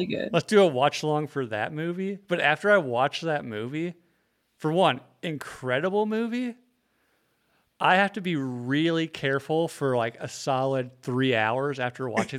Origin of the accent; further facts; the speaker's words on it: North Carolina, United States; We're all like 13 and raised in North Carolina.